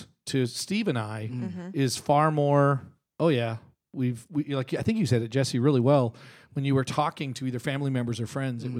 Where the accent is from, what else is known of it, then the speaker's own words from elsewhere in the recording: Canada; even though I'm Canadian